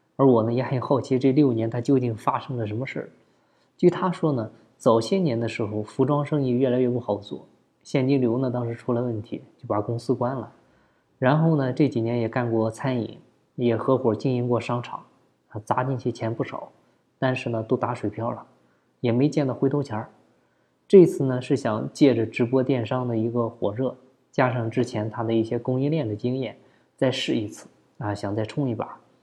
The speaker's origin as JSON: {"language": "Chinese", "country": "China", "said": "我们中国人都喜欢讲情谊"}